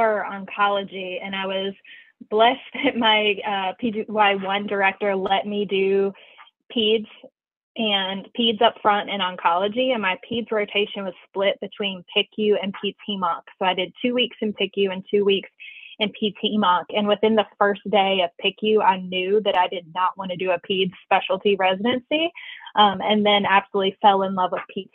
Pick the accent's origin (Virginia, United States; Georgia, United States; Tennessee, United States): Tennessee, United States; Kingsport; moved away as an adult; also born or lived in Knoxville, Tennessee / Winston-Salem, North Carolina; now in Richmond, United States; I was born and raised in Kingsport, Tennessee